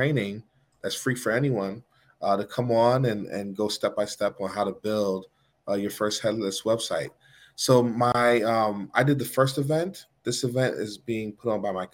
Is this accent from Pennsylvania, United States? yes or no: no; New York City, New York, United States; now in Greensboro, United States; I grew up in Manhattan.